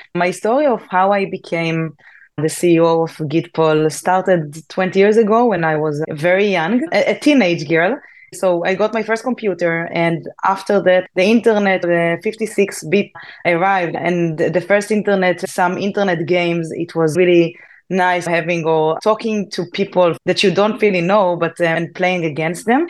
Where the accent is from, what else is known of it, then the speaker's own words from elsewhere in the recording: Israel; I'm from Israel. So in Israel, we must join the army.